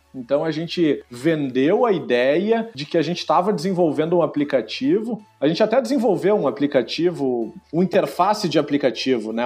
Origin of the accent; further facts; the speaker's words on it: Rio Grande do Sul, Brazil; accent: gaúcho; o sotaque vai estar tá garantido aí